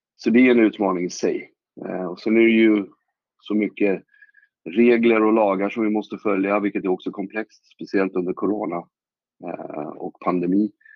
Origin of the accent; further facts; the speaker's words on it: Åkersberga, Stockholm County, Sweden; Jag är ju uppvuxen i Åkersberga, inte långt därifrån